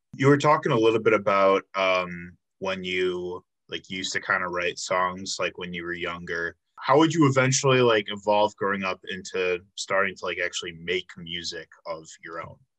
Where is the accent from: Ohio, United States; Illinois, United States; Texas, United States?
Illinois, United States; outside of Chicago; moved away as an adult; now in Milwaukee, United States; I grew up outside of Chicago, but um, I've been in Milwaukee for like seven years